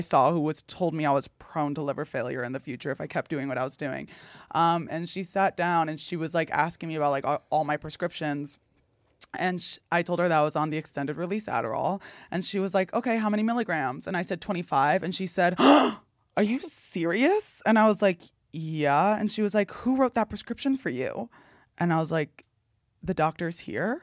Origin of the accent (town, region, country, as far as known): New Jersey, United States; born or raised there